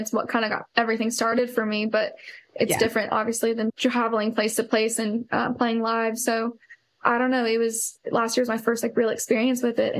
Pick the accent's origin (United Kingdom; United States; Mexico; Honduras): United States; Columbia, Missouri; moved away; It was in Columbia, Missouri. It's where I'm from originally.